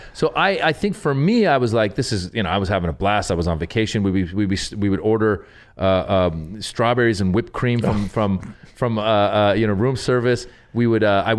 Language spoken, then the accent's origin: English; Northern California, United States; also born or lived in Iran; now in Los Angeles, United States; I was born in Iran, and then I grew up in Northern California, and moved down to LA in end of '93 to start a PhD program in political science at UCLA.